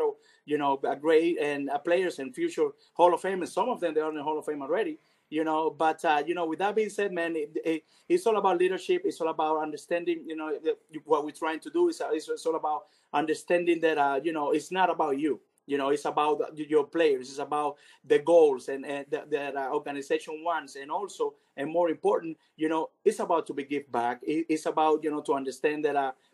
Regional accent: Cuba; also born or lived in Venezuela; now in United States

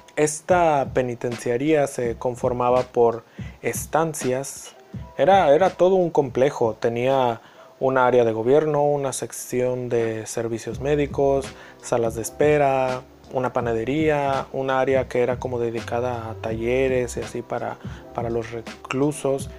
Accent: Mexico; Para nosotros como mexicanos

